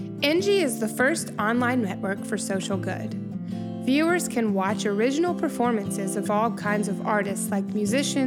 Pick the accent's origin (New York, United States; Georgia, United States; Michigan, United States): Georgia, United States; Alpharetta; I'm from Alpharetta